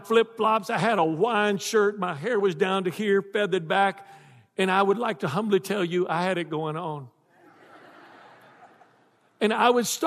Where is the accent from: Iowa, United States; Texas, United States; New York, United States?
Texas, United States; now in South Louisiana, United States; I'm from Texas.